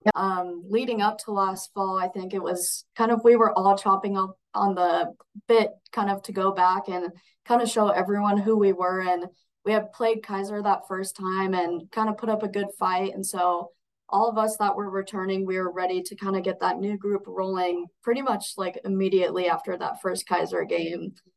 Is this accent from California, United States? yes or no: no; Coeur d'Alene, Idaho, United States; now in Caldwell, United States; I'm Idaho born and raised, but up in Coeur d'Alene